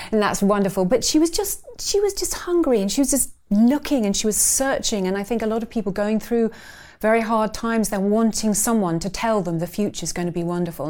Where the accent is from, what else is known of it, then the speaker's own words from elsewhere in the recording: Surbiton, London, United Kingdom; I grew up in Surbiton in Surrey.